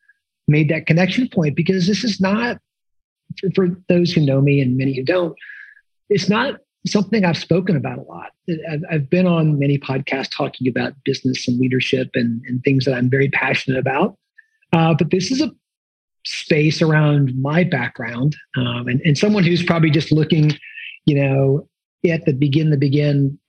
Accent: Midwest, United States; I grew up in the Midwest

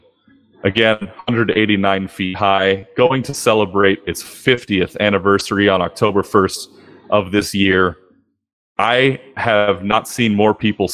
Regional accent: California, United States; I grew up in California

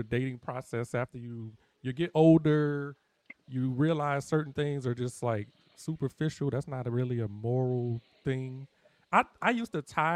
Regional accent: New Orleans, Louisiana, United States; I'm from New Orleans

